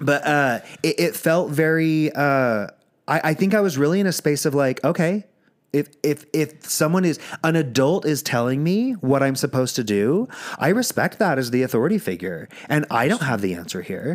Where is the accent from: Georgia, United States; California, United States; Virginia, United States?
Virginia, United States; I grew up in Virginia.